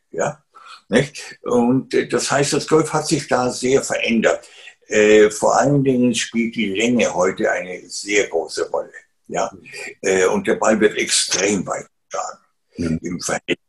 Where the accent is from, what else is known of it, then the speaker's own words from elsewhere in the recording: Garmisch-Partenkirchen, Bavaria, Germany; Ich bin ja im Süden aufgewachsen